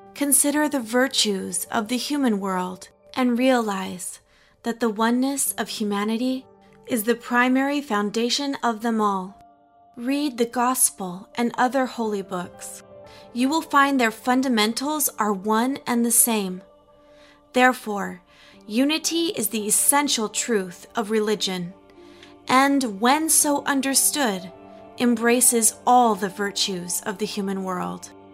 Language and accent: English; Logan, Utah, United States; I was raised in Logan, Utah, as a Baha'i